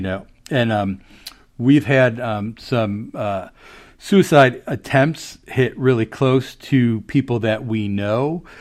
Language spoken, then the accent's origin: English; Chicago, Illinois, United States; now in Maryland, United States; I grew up in Chicago